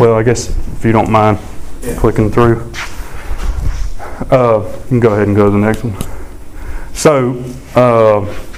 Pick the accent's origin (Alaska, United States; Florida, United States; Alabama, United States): Alabama, United States; Sumter County; I grew up in Alabama, a little ways from here, but Sumter County